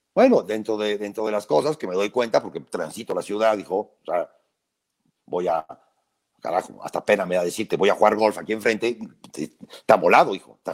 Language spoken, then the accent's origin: Spanish; Puebla, Mexico; yo vivo en Puebla, yo nací en Puebla